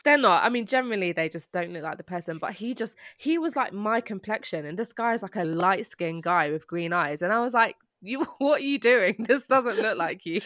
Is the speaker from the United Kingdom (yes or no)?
yes; London, United Kingdom; I was born and raised in Britain